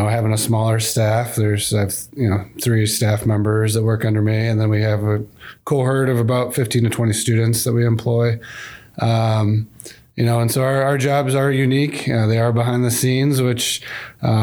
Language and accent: English; Grand Rapids, Michigan, United States; I grew up in West Michigan, the Grand Rapids area, so I love this part of the state